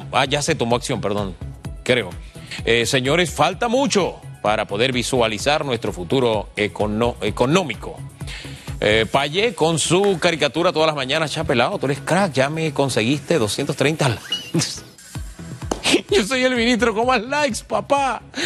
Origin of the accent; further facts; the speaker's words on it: Panama; como panameño